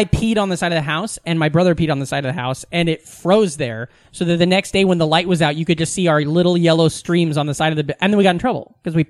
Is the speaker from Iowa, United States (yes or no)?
yes; Iowa, United States; moved away as an adult; now in New York, United States; Because I grew up in a small Iowa town, you know?